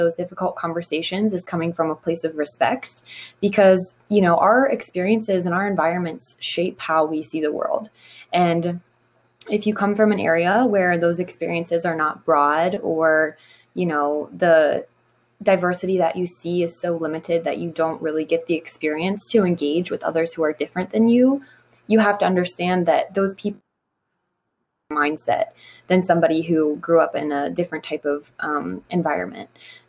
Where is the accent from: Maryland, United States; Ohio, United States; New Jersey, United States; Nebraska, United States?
Maryland, United States; Garrett County; born or raised there